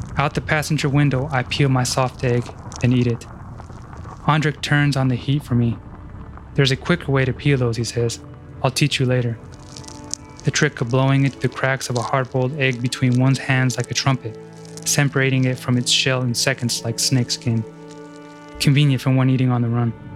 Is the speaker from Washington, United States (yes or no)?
yes; Washington, United States; my home state of Washington